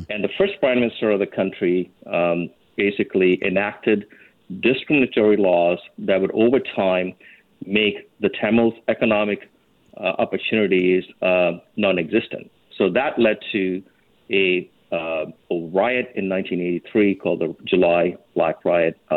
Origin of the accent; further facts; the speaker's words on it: Vancouver, British Columbia, Canada; now in Toronto, Canada; Vancouver used to be my hometown for 20 years. Now I live in Toronto